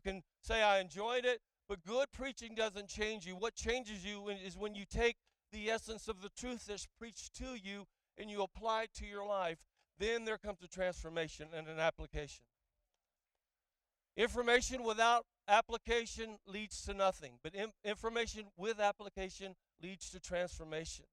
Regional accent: the South, United States; also born or lived in Auckland, New Zealand; now in Orlando, United States; I like the South. I grew up here

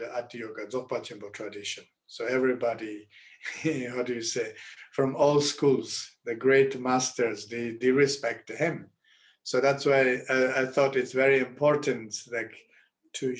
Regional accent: Rebkong, Qinghai, China; English is a second language; moved away; my hometown in Repkong

